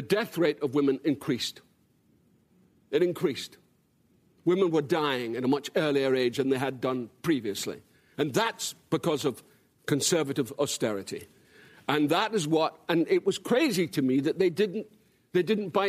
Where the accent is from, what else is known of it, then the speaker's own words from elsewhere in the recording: Dundee, Scotland, United Kingdom; moved away; I grew up in a town called Dundee, which is my hometown.